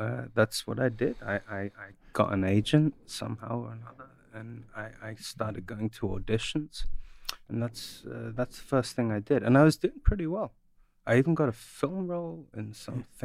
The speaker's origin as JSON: {"language": "English", "region": "London", "country": "United Kingdom", "tie": "born or raised there", "said": "I grew up in the north."}